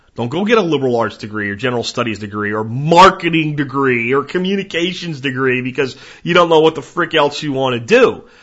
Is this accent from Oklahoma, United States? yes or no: no; Jacksonville, Florida, United States; moved away; I grew up in Jacksonville for quite a bit of my childhood, and I loved roaming the swamps on the Atlantic side in, in Jacksonville, Florida